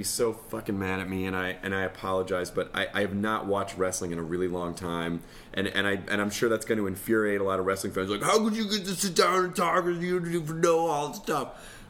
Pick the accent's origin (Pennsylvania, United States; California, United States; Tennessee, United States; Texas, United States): Tennessee, United States; Memphis; But I grew up in Memphis